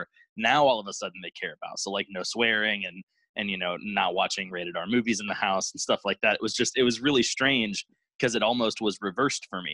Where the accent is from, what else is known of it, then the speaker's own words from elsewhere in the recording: Virginia Beach, Virginia, United States; also born or lived in Norfolk, Virginia; now in Indiana, United States; I live in Indiana now, but I grew up on the East Coast in like Virginia Beach and Norfolk